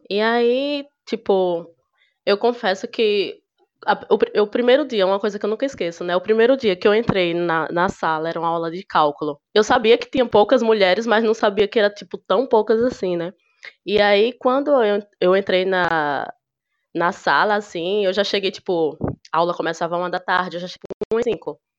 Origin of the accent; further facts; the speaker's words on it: Sergipe, Brazil; sou de Sergipe, do interior do Sergipe.